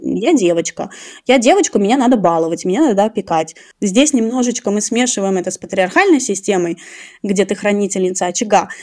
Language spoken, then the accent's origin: Russian; Tashkent, Uzbekistan; я сама родом с Ташкента